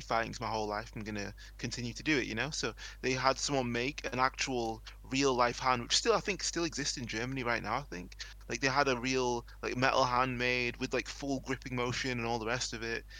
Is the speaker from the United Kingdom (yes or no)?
yes; England, United Kingdom; here in England